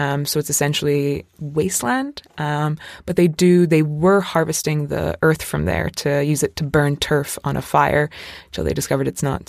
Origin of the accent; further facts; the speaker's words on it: Tralee, County Kerry, Ireland; It is actually in my hometown. Yes, it is. Yes, we're Tralee is the capital